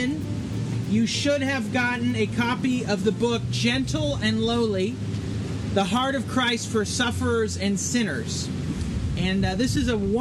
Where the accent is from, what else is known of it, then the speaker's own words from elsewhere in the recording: Northern California, United States; moved away as an adult; now in Florida, United States; I grew up in Northern California